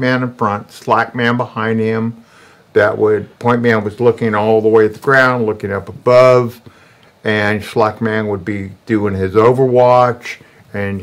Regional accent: San Francisco, California, United States; moved away as an adult; I born and raised in San Francisco, high school in San Francisco in 1968

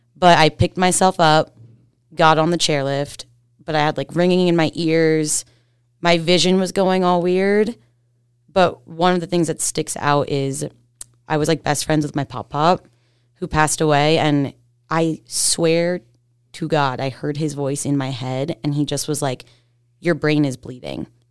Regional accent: Pennsylvania, United States; I'm from Pennsylvania. The sticks, like, straight up Amish country. Like, horse and buggies go past my house

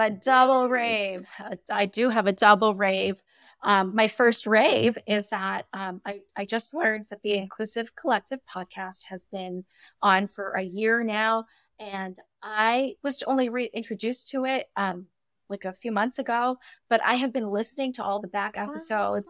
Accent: United States; as an American

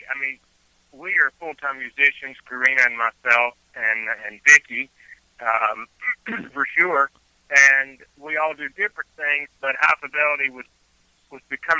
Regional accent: Southside Virginia, United States; moved away; I am from Virginia, okay. Originally, from the south side region of Virginia.

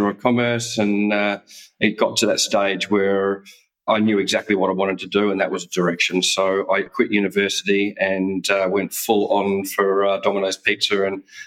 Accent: Australia; moved away as an adult; also born or lived in Perth, Western Australia / Canada / Croatia; being Australian, you never get to live in snow

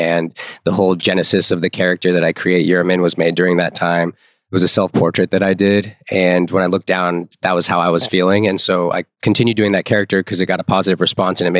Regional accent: Las Vegas, Nevada, United States; I was born and raised in Las Vegas.

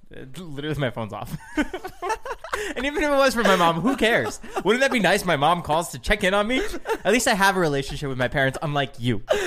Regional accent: New Jersey, United States; I'm from New Jersey

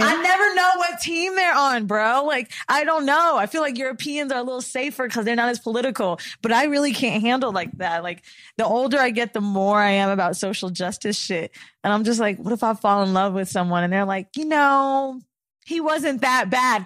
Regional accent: Florida, United States; now in New York, United States; I'm from Florida

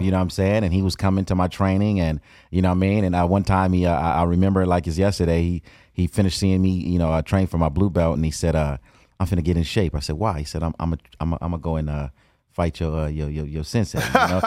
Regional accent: Compton, California, United States; born and raised in Compton.

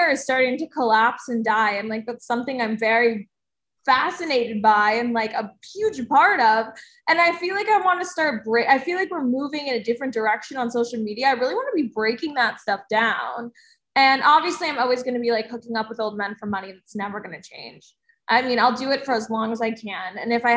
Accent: New Jersey, United States; I'm from New Jersey

